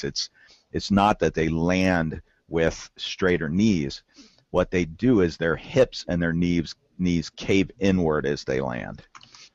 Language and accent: English; Southwest Ohio, United States; moved away as an adult; now in Kentucky, United States; I'm from the Southwest Ohio. I'm actually a lifelong Ohio-Tuckian, and I was born in Ohio. We always had a farm in Kentucky. Now I have a farm in Kentucky, and I live in Kentucky